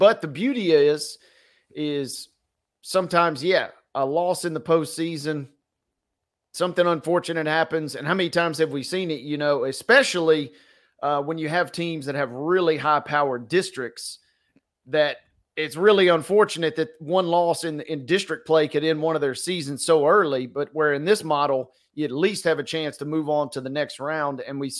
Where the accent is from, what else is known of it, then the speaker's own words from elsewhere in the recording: Tennessee, United States; growing up in Tennessee all my life